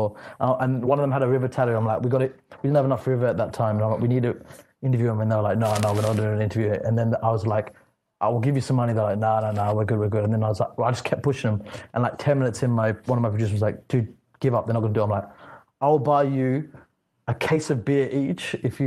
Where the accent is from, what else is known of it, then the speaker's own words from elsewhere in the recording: Australia; I'm from Australia